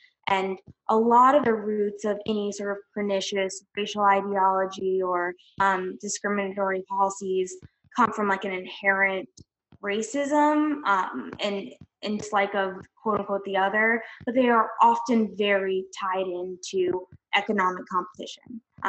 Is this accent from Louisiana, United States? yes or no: yes; New Orleans, Louisiana, United States; I'm originally from New Orleans, so I also have a soft spot for that city.